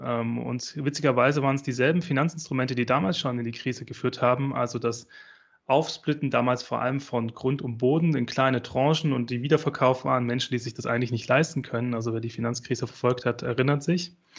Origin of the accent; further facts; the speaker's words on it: Esslingen am Neckar, Baden-Württemberg, Germany; ich komme ja ähm, aus Esslingen äh, am Neckar. Ähm, das ist ganz in der Nähe von, äh, äh von Stuttgart